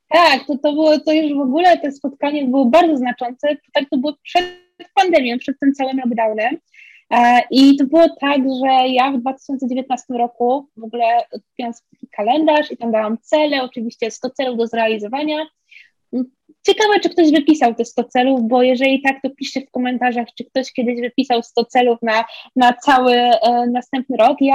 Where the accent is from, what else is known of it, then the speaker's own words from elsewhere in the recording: southern Poland, Poland; ja nie odkrywam, jestem z południa, drugi kraniec Polski